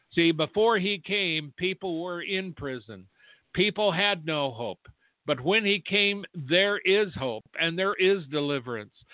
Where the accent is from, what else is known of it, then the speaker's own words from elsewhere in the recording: United States; I'm an American who is a watchman